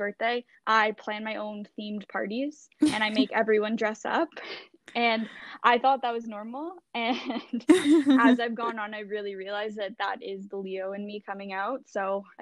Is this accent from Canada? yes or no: yes; Thornhill, Ontario, Canada; I'm from Thornhill. I probably live right around the corner from you